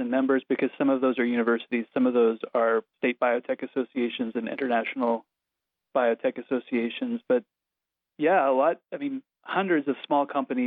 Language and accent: English; Missouri, United States; moved away as an adult; now in Washington, D.C., United States; I grew up in the Midwest in Missouri, a small town